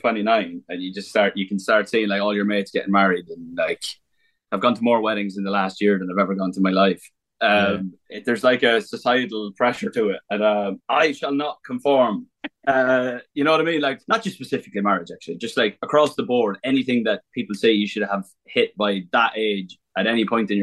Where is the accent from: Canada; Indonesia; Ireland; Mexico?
Ireland; on the last night, we just had a good crack in my hometown. And because at the time, there was like a what's called a Cayley, which is like basically like an Irish music festival